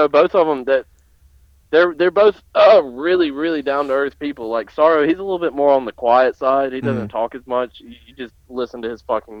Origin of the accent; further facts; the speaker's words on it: United States; I just like growing up in America